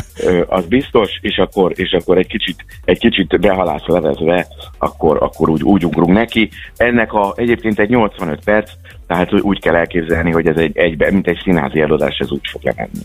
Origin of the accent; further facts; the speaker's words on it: Miskolc, Borsod-Abaúj-Zemplén, Hungary; mi mind a ketten miskolciak vagyunk, ugye gyerekkorunk óta ö, jóba voltunk